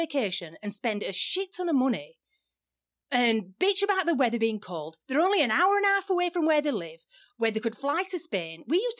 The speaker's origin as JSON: {"language": "English", "region": "England", "country": "United Kingdom", "moved": "as an adult", "lives_now": "United States"}